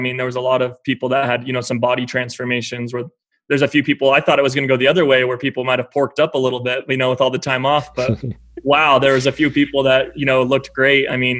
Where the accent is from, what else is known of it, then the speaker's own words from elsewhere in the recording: Salt Lake City, Utah, United States; we're from Salt Lake City.